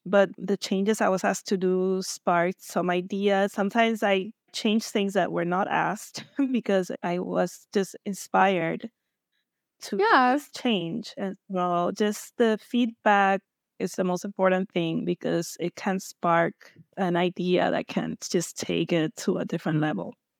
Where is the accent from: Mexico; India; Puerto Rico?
Puerto Rico; I'm from Puerto Rico